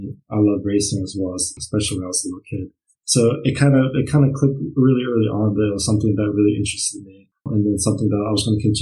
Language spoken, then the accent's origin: English; Brunswick, Maryland, United States; moved away as an adult; now in Germany; Yeah, so I come from Brunswick, Maryland. That's kind of where I grew up